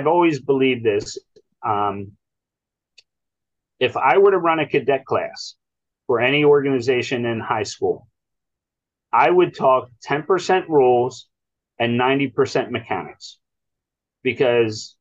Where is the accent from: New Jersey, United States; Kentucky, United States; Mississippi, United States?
New Jersey, United States; Ewing; We grew up in Ewing Township and went to the baseball field